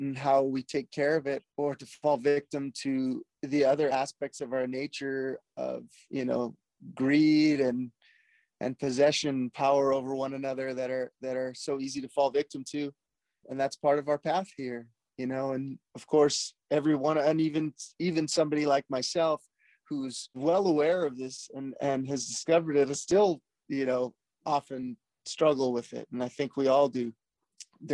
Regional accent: Hawaii, United States; I'm born and raised in Hawaii

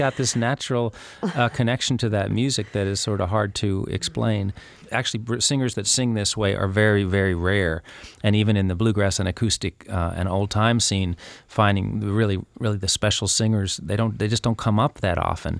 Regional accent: New York, United States; I felt very inferior for a long time being a New Yorker, not just a Yankee, but a New Yorker.

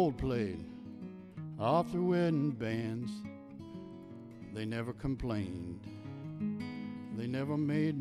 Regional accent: Midwest, United States; now in Spokane, United States; I'm from the Midwest

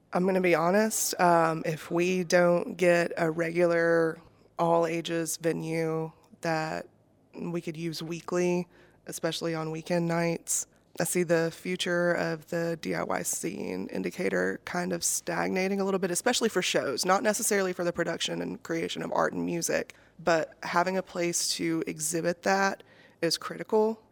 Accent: Decatur, Alabama, United States; also born or lived in Moulton, Alabama; I am from Decatur and Moulton

